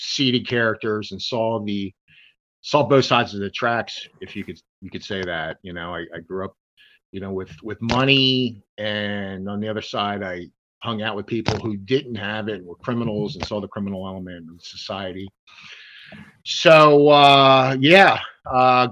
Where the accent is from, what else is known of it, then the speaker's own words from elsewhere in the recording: Delaware, United States; I grew up in Delaware and on the East Coast, very close to the house of Joe Biden